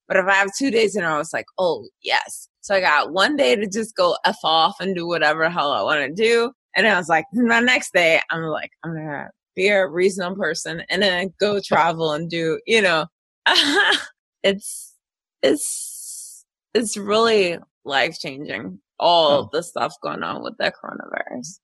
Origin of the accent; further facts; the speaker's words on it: Philadelphia, Pennsylvania, United States; I grew up in West Philadelphia